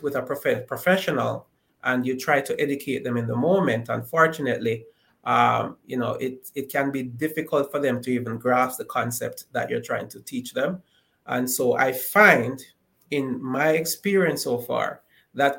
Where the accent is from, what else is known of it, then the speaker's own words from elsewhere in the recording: Jamaica; growing up in Jamaica